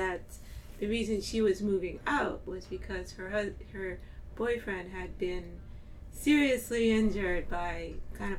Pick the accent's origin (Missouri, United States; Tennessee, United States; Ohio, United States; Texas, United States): Ohio, United States; Cleveland; moved away as an adult; also born or lived in Manhattan, New York City; now in Brooklyn, United States; I was born in Cleveland, Ohio, and I came to New York City to go to college